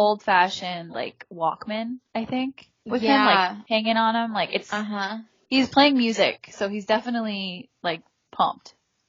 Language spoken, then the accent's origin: English; Los Angeles, California, United States; I'm from San Pedro.